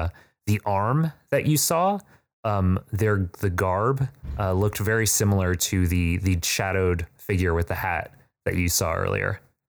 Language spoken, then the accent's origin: English; South Bend, Indiana, United States; I'm from South Bend.